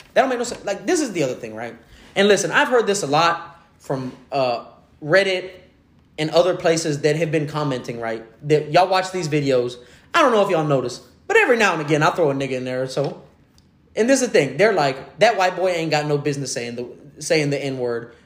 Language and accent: English; Houston, Texas, United States; I'm originally from Greens Point, so I, am from Little Mexico